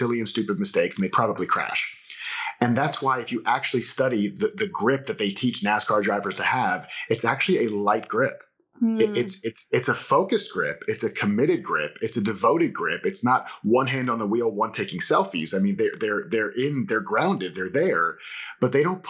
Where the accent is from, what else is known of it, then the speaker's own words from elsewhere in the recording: Florida, United States; I'm from Florida